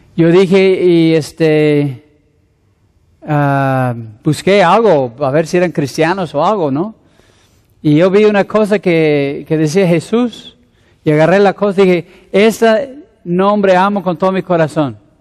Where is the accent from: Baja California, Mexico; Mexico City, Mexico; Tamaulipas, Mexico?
Mexico City, Mexico; moved away; also born or lived in Querétaro / Ensenada; soy un pastor de la Ciudad de México